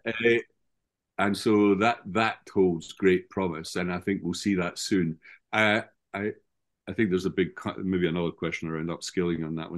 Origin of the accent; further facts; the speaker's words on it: Scotland, United Kingdom; my hometown in Scotland